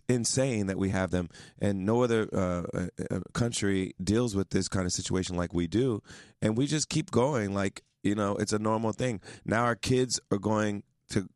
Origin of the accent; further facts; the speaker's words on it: Ohio, United States; moved away as an adult; now in New York, United States; I performed at many weddings when I was a teenager and growing up in Ohio